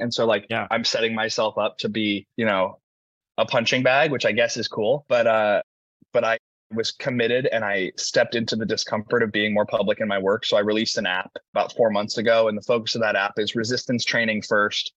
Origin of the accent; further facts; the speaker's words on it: Indiana, United States; moved away as an adult; I'm from the middle of America. I'm from Indiana